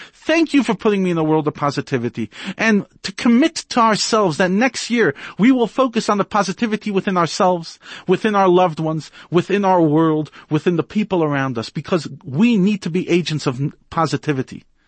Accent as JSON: {"language": "English", "country": "United States", "moved": "yes", "lives_now": "South Africa", "said": "As an American"}